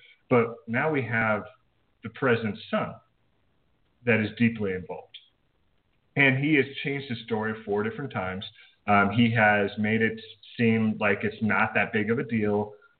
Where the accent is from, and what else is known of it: United States